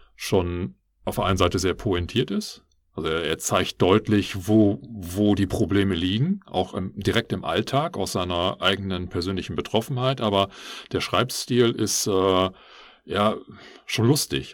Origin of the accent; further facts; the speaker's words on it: Germany; als ideal genormter Biodeutscher